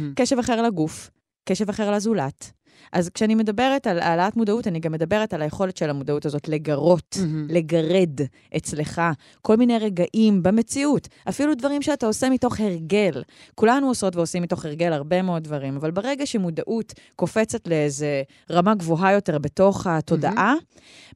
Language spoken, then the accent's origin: Hebrew; Karmiel, Northern District, Israel; גדלתי בכרמיאל